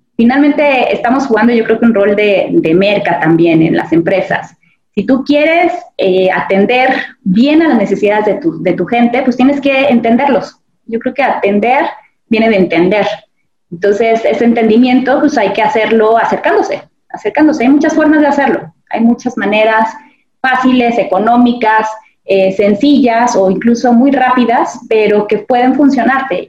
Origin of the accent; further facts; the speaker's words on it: Mexico; como mexicanos